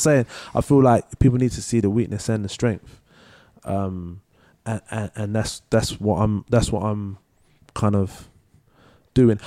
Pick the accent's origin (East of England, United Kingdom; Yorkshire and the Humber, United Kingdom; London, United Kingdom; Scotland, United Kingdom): London, United Kingdom; also born or lived in Manchester; I grew up in Leytonstone